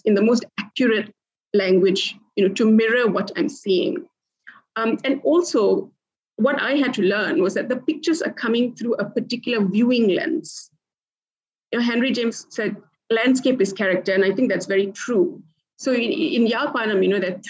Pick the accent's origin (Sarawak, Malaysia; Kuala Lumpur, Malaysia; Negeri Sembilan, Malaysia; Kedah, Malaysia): Negeri Sembilan, Malaysia; Port Dickson; I grew up in Port Dickson, basically in somewhat of a jungle.